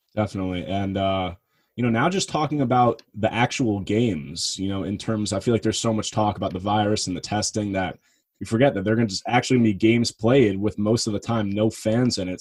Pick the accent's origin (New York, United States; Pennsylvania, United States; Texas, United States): New York, United States; New York area, United States; I'm from the New York area